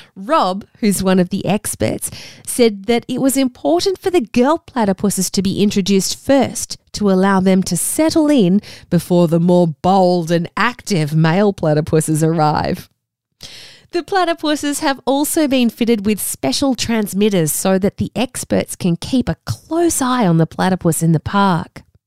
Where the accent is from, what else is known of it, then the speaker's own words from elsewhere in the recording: Australia; accent: Australian; I have an Australian accent. Because I grew up here in Australia